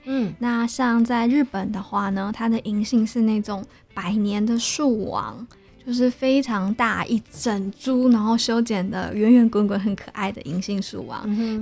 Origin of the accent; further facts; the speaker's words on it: Taichung, Taiwan; 我是台中人，对。然后在台中的街道，就连我家门前种的就是台湾栾树